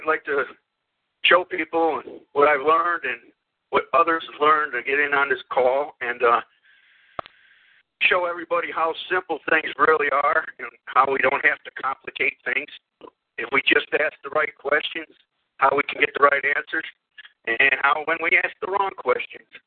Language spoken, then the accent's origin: English; Land O' Lakes, Florida, United States; I grew up in Land of Loops